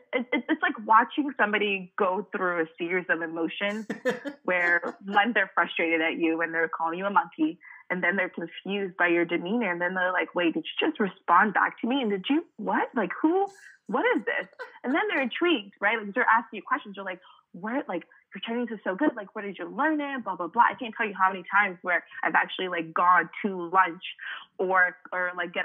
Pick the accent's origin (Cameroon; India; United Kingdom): Cameroon; And even for me, growing up in Cameroon, I didn't really know what that meant because South Africa, is not super close to Cameroon